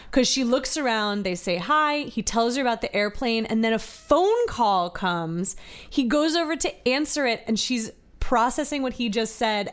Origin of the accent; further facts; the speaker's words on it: Virginia, United States; born and raised in Virginia